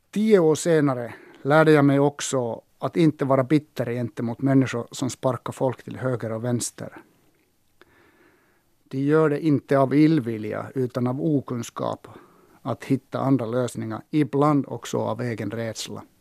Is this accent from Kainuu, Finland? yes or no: yes; Sotkamo, Kainuu, Finland; born there; Jag föddes 1960 i Sotkamo. Farfar hade enda mataffären i byn en gång i tiden.